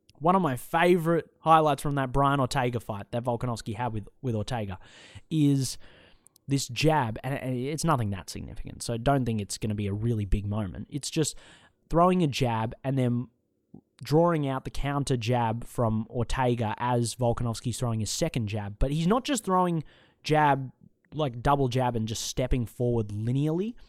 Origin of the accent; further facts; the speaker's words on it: Australia; accent: Australian; I'm an Australian